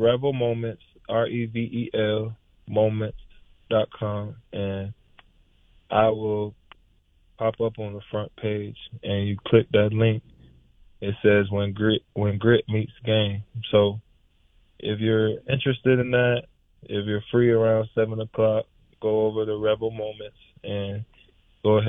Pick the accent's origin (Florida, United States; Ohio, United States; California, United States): Florida, United States; Tampa; moved away as an adult; also born or lived in Gainesville, Florida; now in Cincinnati, United States; Born and raised in Tampa, and then went to Gainesville